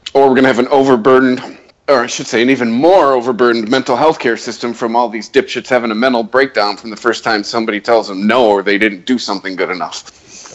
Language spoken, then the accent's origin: English; Detroit, Michigan, United States; We're from Detroit